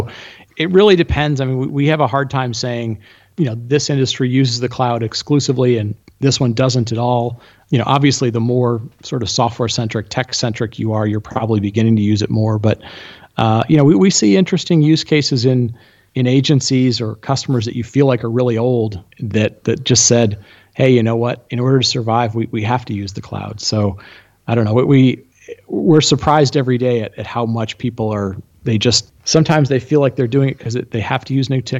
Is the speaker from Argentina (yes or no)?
yes; Argentina; born there; Oh, I was born in Argentina.